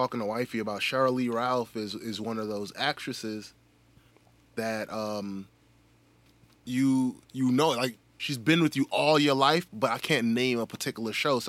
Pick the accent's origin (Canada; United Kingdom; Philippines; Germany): Germany; born there; Shit, I was born in Germany.